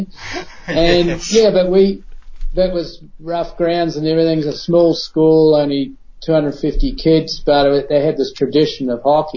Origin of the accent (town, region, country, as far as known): Christchurch, Canterbury, New Zealand; born or raised there; also born or lived in England